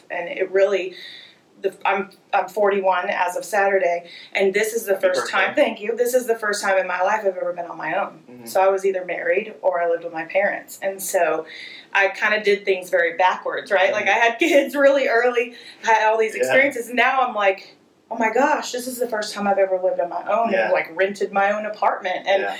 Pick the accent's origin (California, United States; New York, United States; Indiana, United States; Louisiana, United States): California, United States; Santa Rosa; born there; also born or lived in Florida; So, I was born in Santa Rosa, California. Okay. I spent most of my life in California, in Florida. We moved many, many, many times as a child.